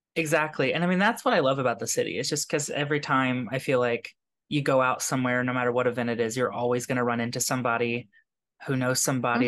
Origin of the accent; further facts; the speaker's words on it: Kentucky, United States; now in New York, United States; I grew up in Kentucky